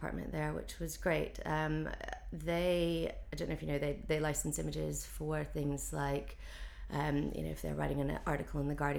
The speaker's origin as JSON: {"language": "English", "region": "North Carolina", "country": "United States", "moved": "as an adult", "lives_now": "London, United Kingdom", "said": "I moved over to London from North Carolina in 2003."}